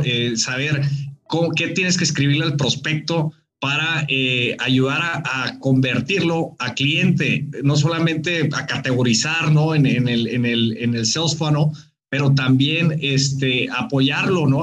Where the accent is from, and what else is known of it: Mexico